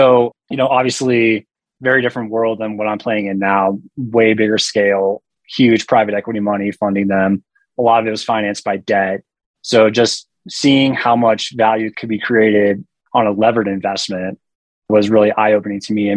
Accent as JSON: {"language": "English", "region": "Front Range of Colorado", "country": "United States", "tie": "born or raised there", "also_born_or_lived": "Denver, Colorado", "said": "I'm from Colorado, grew up in the Front Range of Colorado"}